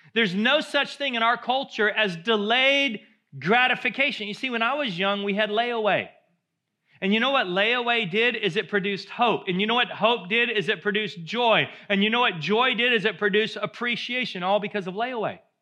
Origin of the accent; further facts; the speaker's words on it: United States; as Americans, we love our cars